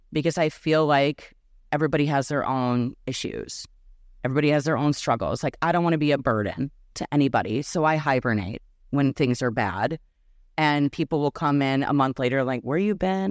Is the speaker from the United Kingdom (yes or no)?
no; Minneapolis, Minnesota, United States; first language Serbian; English is a second language; moved away as an adult; now in Chicago, United States; Growing up in Minneapolis